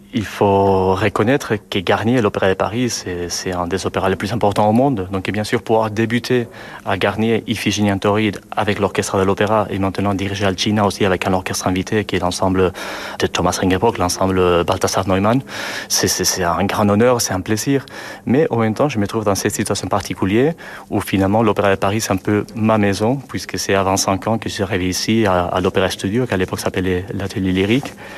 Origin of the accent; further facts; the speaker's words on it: Basque Country, Spain; moved away; also born or lived in Toulouse; je viens du Pays Basque, c'est le Nord